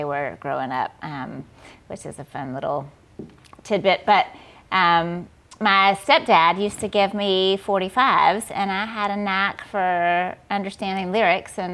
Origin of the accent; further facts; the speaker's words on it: Columbus, Georgia, United States; moved away as an adult; also born or lived in Atlanta, Georgia; now in Nashville, United States; I grew up in Columbus, Georgia, which is a little town about an hour and a half south of Atlanta